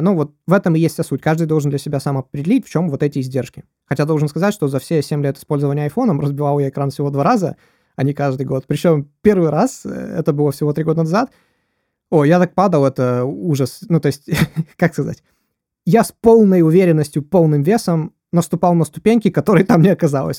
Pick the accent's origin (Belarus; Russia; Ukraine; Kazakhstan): Ukraine; я с Украины